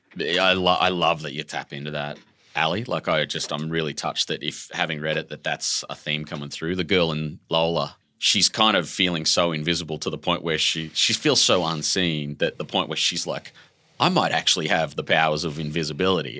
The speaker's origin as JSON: {"language": "English", "town": "Brisbane", "region": "Queensland", "country": "Australia", "tie": "born or raised there", "said": "your hometown, like your home suburb, and, and we lived in this little shitbox housing commission, red brick home, raised by my dad"}